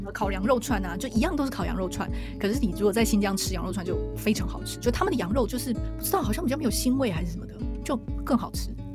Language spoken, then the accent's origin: Chinese; Taiwan; also born or lived in Taipei / Taichung; 因为我是台湾人，我从小在台湾吃小吃